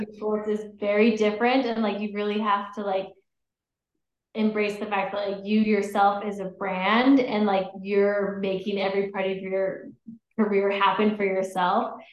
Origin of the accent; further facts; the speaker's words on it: Utah, United States; also born or lived in Colorado; I grew up in Utah mostly